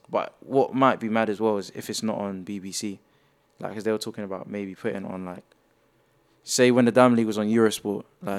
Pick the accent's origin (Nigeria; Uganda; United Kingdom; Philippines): United Kingdom; and being a British athlete, like, knowing a lot of the people that were competing